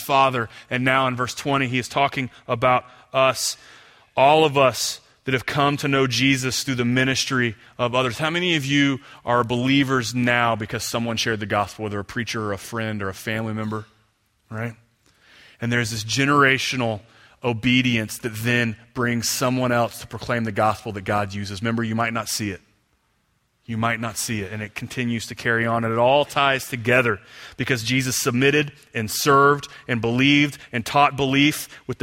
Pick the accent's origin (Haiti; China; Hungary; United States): United States; Houston, Texas; I grew up in Houston over on the other side of town